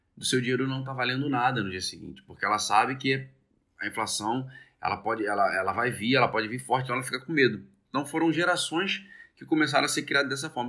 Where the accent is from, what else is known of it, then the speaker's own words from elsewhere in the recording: Brazil; a gente nasceu no Brasil